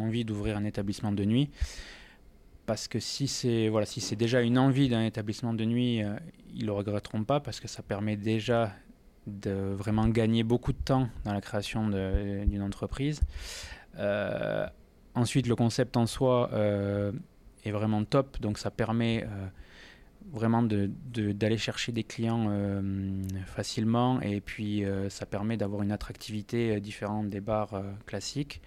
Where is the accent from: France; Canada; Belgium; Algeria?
France; Toulouse, Occitania; also born or lived in Pau; je suis né à Toulouse euh, maintenant il y a 42 ans. J'ai pas quitté ma ville sauf pour les études.